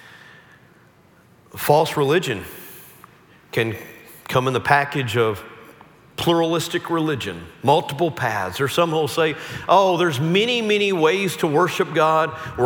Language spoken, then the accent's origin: English; Central Texas, United States; I grew up in the Bible Belt. I grew up in Central Texas